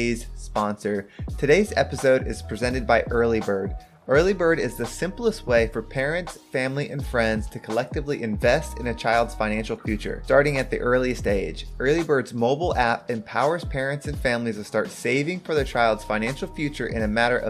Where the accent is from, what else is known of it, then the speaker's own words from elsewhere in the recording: San Diego, California, United States; I was born in San Diego